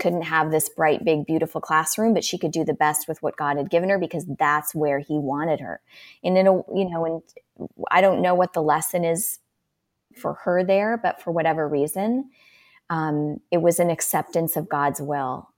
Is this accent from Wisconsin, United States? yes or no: yes; Milwaukee, Wisconsin, United States; moved away as an adult; also born or lived in Steubenville; now in Phoenix, United States; I currently live in Phoenix, um, but I'm a native of Wisconsin, Milwaukee area